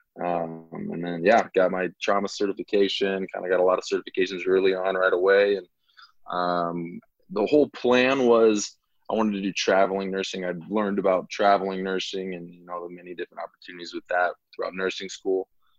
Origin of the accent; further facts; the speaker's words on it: Omaha, Nebraska, United States; moved away as an adult; also born or lived in Sioux City, Iowa; I am originally from Omaha, Nebraska, born and raised.